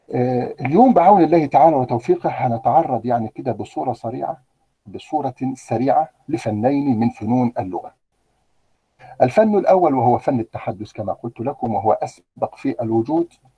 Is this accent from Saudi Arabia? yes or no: no; Egypt; عندنا في مصر